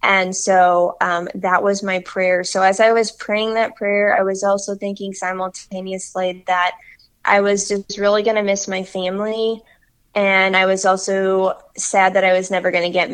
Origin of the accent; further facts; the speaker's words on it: Peoria, Illinois, United States; I had lived in the same community literally my whole life. I'm from Peoria, Illinois